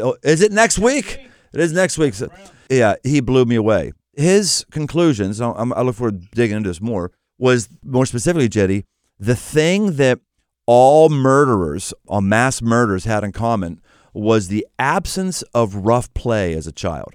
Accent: Pittsburgh, Pennsylvania, United States; moved away; I came from Pittsburgh. Pittsburgh was a steel town

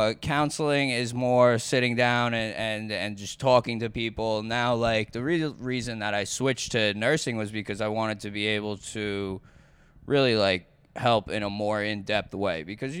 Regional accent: Lake Grove, New York, United States; Lake Grove, New York.

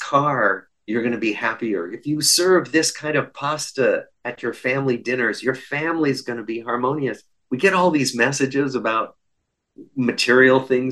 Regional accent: Des Moines, Iowa, United States; moved away; I grew up in Des Moines, Iowa

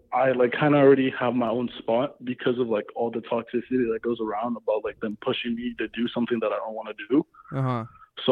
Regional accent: Los Angeles, California, United States; I'm from

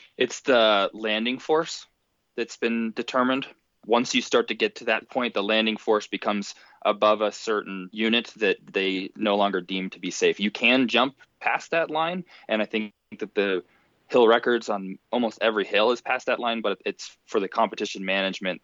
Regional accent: Park City, Utah, United States; I'm also from Park City, Utah

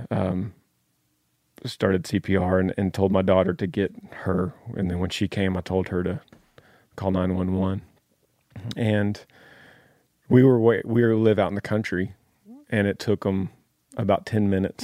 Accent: Dallas, Texas, United States; also born or lived in Clifton, Texas; originally from Dallas

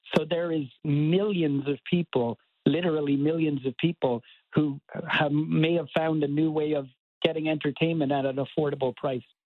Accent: Cork, Munster, Ireland; moved away as an adult; now in Baltimore, United States; born and raised in Cork in Ireland

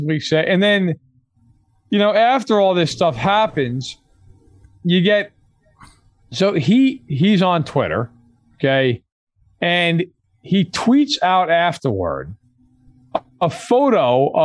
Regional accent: New York, United States; as a New Yorker

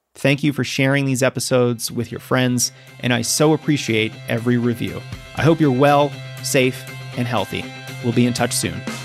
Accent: New England, United States; I'm a New Englander, you know, born and raised in New England.

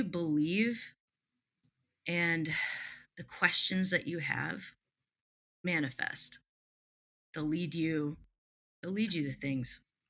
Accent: Midwest, United States; also born or lived in Texas / Alaska; now in Milwaukee, United States; I am from the Midwest, currently live in Milwaukee.

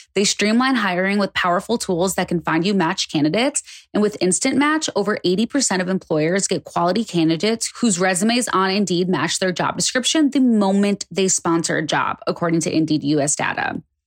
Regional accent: United States; also born or lived in West Hollywood; as an American

